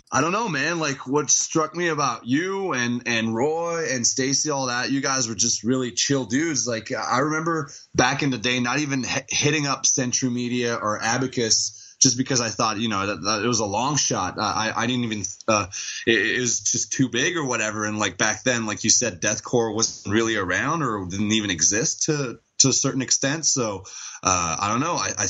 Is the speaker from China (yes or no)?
no; Montreal, Quebec, Canada; Well, Montreal mostly or around Montreal, but yes, we are all French Canadians from Montreal.